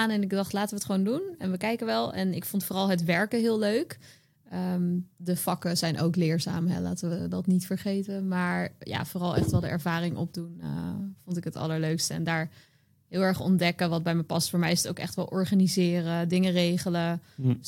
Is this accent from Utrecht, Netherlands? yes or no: yes; Utrecht, Netherlands; now in Rotterdam, Netherlands; ik was toen net naar Rotterdam verhuisd en ik kwam uit Utrecht.